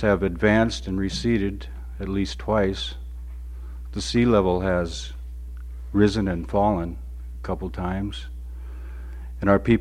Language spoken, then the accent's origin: English; Sitka, Alaska, United States; also born or lived in Juneau, Alaska; I lived most of my life, I was born in Sitka, Alaska